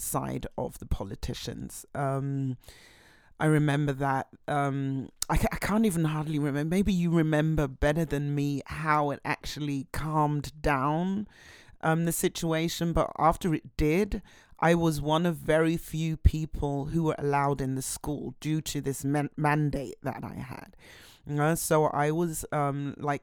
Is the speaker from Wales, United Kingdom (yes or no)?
no; London, United Kingdom; now in Berlin, Germany; I was born in London